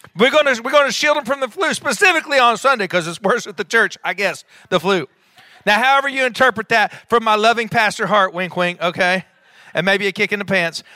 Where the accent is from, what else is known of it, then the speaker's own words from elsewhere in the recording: Enid, Oklahoma, United States; when I was a child growing up in Enid, Oklahoma